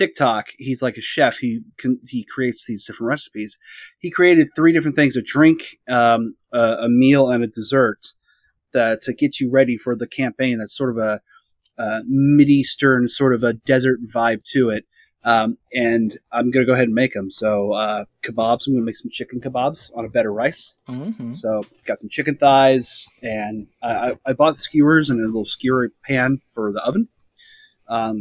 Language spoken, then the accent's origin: English; the Northwest, Pacific Northwest, United States; I grew up here in the Northwest